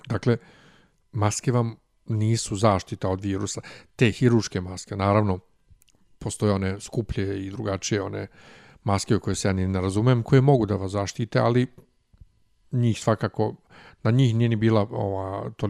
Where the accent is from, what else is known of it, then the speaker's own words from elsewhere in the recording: Serbia; ovde kod nas u Srbiji